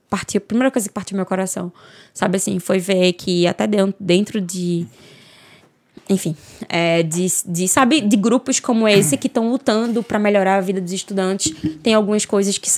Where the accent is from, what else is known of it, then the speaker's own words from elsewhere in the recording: Northeast Region, Brazil; Eu sou uma mulher preta, é, eu sou nordestina, e eu venho de uma origem pobre, eu venho da origem da favela